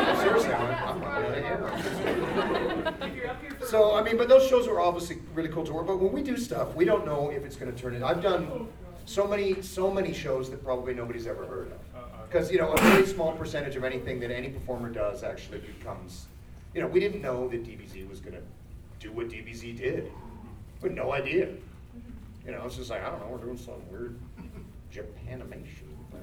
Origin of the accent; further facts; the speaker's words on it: the South, United States; I'm not from this country. I'm from the South.